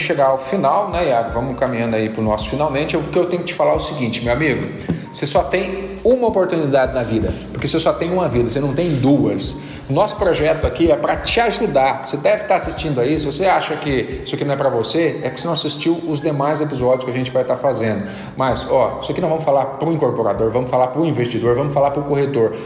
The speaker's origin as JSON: {"language": "Portuguese", "town": "Aparecida", "region": "São Paulo", "country": "Brazil", "tie": "born or raised there", "moved": "yes", "said": "eu sou natural de Aparecida, São Paulo"}